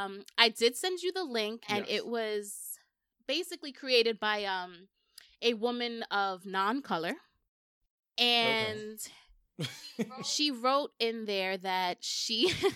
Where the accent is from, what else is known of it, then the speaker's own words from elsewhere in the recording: Bronx, New York, United States; Like, yeah. I grew up in the Bronx.